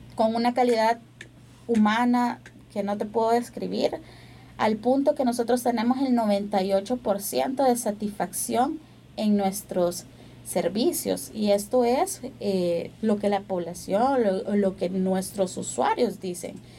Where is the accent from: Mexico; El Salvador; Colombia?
El Salvador